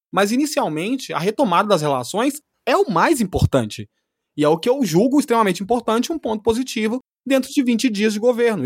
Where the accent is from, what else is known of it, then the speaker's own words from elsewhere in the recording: Brazil; enquanto brasileiro